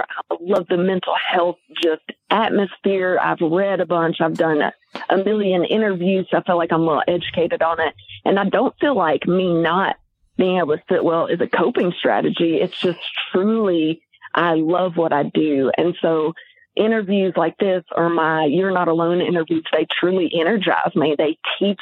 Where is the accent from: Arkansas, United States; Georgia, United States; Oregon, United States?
Arkansas, United States; White Hall; also born or lived in Pine Bluff, Arkansas / Conway, Arkansas; I'm from the Pine Bluff area, but I went to junior high and high school in Whitehall.